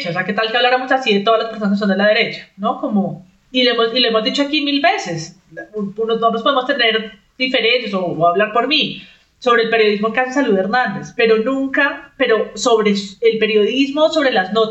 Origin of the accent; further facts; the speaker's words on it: Spain; Yo soy española, que también soy otro peligro.